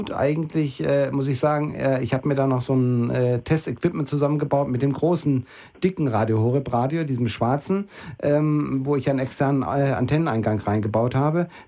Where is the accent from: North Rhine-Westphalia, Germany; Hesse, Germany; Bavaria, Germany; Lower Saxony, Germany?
Lower Saxony, Germany; Osnabrück; in der norddeutschen Gegend, da wo ich herkomme, also Osnabrück, Osnabrück Bielefelder Gegend